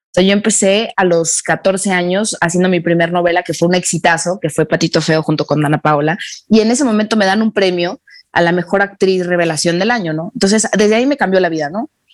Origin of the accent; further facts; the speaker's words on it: Mexico; nosotros en, en, México